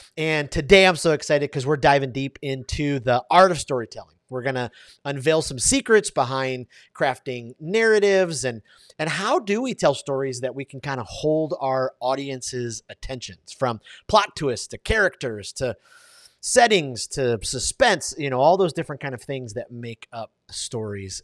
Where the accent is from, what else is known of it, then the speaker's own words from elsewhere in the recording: Detroit, Michigan, United States; I grew up in Detroit